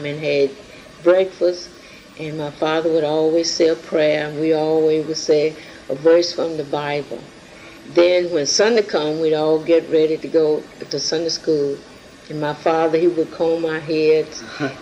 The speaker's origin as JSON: {"language": "English", "country": "United States", "tie": "born or raised there", "said": "I was born in Williamson County in 1919, May the 25th"}